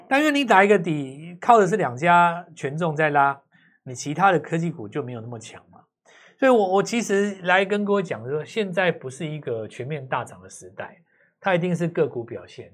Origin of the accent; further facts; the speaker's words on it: Taiwan; 那就表示说你没有抓到我们台湾人的精髓嘛